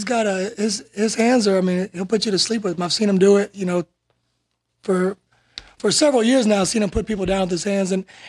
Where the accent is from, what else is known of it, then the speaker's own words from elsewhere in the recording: United Kingdom; I'm really British.